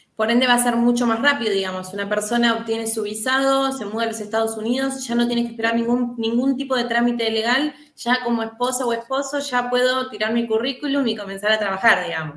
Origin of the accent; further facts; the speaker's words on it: Argentina; yo como argentina